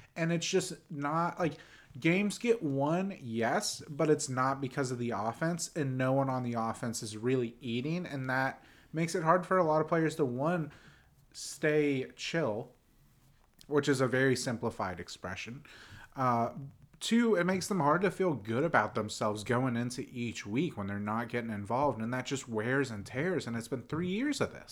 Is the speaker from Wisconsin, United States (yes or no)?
no; Pittsburgh, Pennsylvania, United States; now in Nashville, United States; I'm from Pittsburgh. My dad is from Pittsburgh